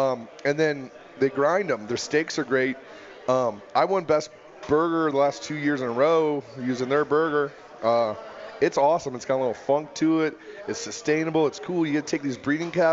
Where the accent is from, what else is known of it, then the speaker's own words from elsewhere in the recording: Iowa, United States; now in Colorado, United States; I'm an American. I grew up in Iowa.